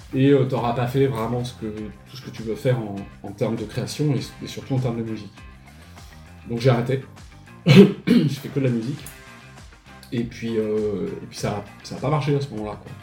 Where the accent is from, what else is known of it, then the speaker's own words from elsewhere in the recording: Paris, Île-de-France, France; moved away as an adult; now in Montpellier, France; au départ, je suis natif de Paris, donc euh, j'ai été à Paris jusqu'à l'âge de 20 ans, et puis en fait, je suis venu m'installer à Montpellier